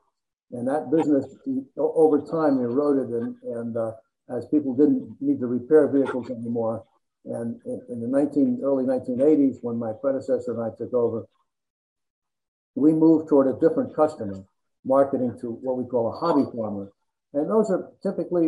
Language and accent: English; New Jersey, United States; I grew up in New Jersey